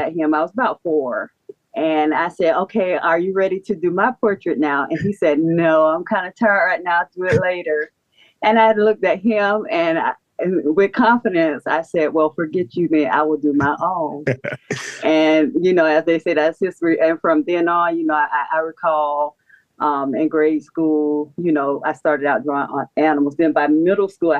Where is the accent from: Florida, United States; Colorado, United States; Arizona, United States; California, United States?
Florida, United States; St. Petersburg; now in Atlanta, United States; I was born and raised in St. Petersburg